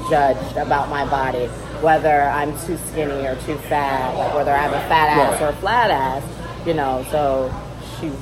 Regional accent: Midwest, United States; I'm from the Midwest

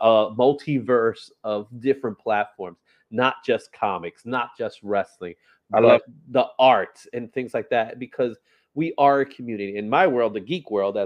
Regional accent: New York City, New York, United States; I consider myself a Bronx native, born and raised in, I grew up in Fordham

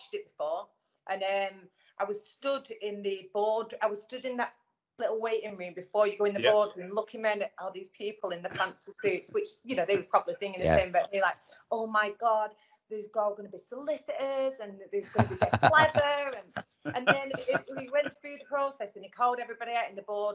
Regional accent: the North of England, United Kingdom; accent: Northern

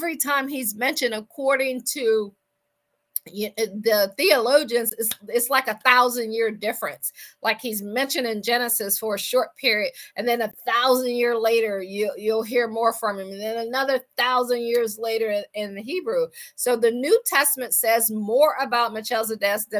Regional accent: Akron, Ohio, United States; moved away as an adult; also born or lived in Washington, D.C. / Baltimore / Boston / Pittsburgh; I am from Akron, Ohio.

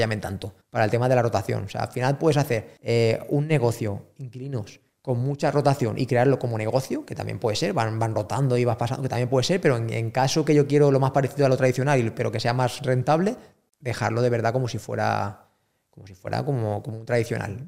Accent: Spain; yo, soy español

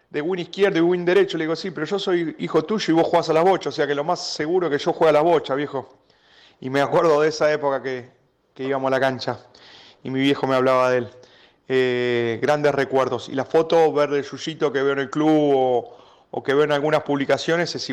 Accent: Temperley, Buenos Aires Province, Argentina; él creo que vivía por Dorrego y 25 de mayo, donde yo nací, yo nací en, 25 de mayo y Dorrego, a la vueltita sobre Dorrego.

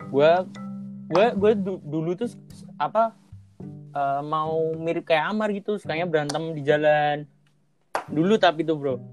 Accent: Semarang, Central Java, Indonesia; gue asli Semarang

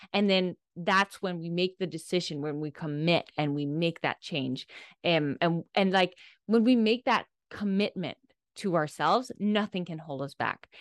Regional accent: Denmark; I'm from Denmark, i, in Europe, and I grew up

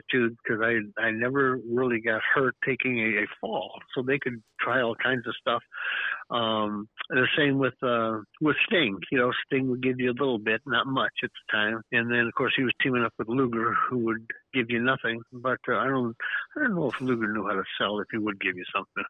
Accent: Detroit, Michigan, United States; Born and raised in Detroit

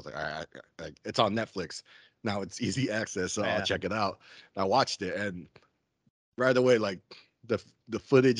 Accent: Stockton, California, United States; I'm from Stockton.

